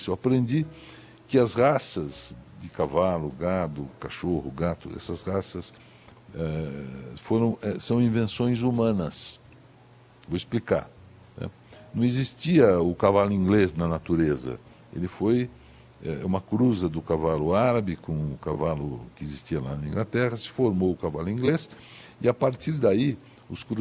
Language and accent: Portuguese; São Paulo, Brazil; born there; Eu nasci por acaso, porque minha mãe teve um problema de parto, perdeu o primeiro filho por uma barbeiragem